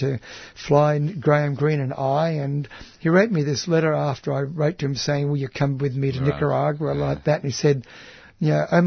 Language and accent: English; Australia; I'm from Australia